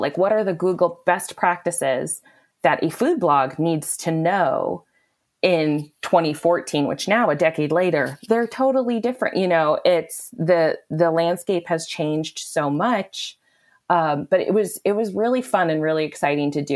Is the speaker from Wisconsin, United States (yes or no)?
yes; Wisconsin, United States; I am from Wisconsin, born and raised, and very, very proud